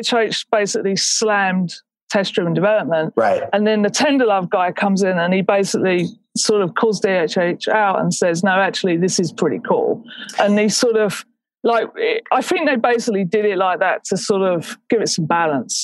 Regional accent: England, United Kingdom; I'm English

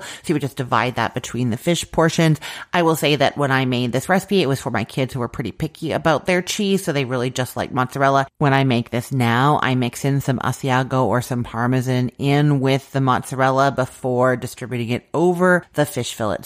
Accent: Canada; I'm Canadian

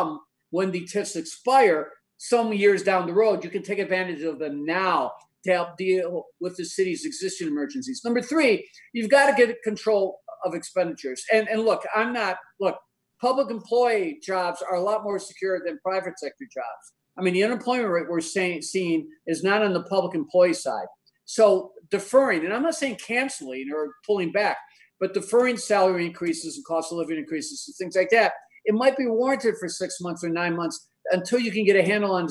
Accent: Chicago, Illinois, United States; I grew up in Roseland, Sherwin-Williams, the steel mills

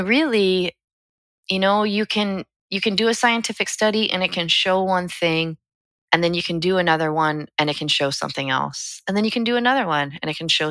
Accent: United States; We as an American people, it's woven into our DNA to question.

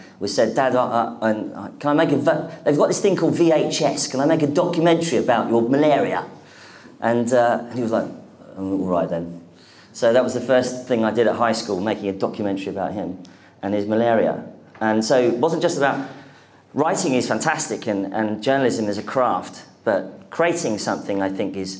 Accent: London, United Kingdom; I am the only person in London from London now

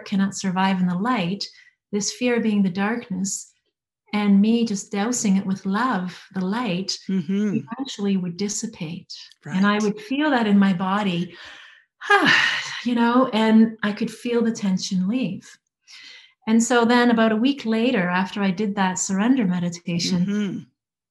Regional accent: Alberta, Canada; moved away as an adult; also born or lived in Vancouver Island; let's go back to Alberta, to our hometown

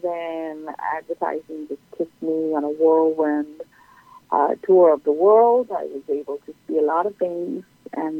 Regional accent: Sri Lanka; moved away as an adult; now in Folsom, United States; I'm originally from Sri Lanka and have been here for the past 13 years

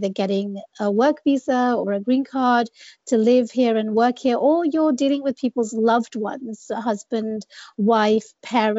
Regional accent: England, United Kingdom; moved away as an adult; also born or lived in Bangladesh / London; now in United States; I grew up in England. I was born and raised in the UK.

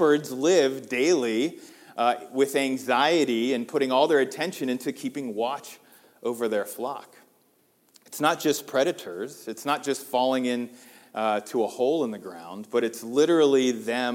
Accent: United States; as American Christians

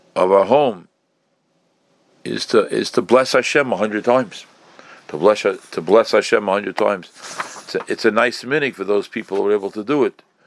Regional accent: New York City, New York, United States; I was growing up in Crown Heights

